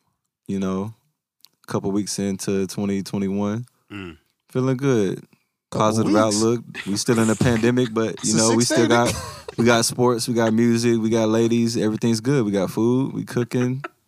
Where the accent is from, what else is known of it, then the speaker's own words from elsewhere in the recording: Memphis, Tennessee, United States; the South checking in. You know Memphis in the building.